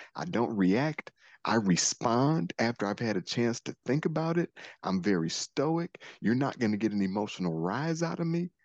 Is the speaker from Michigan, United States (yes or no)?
yes; Detroit, Michigan, United States; I'm also from Detroit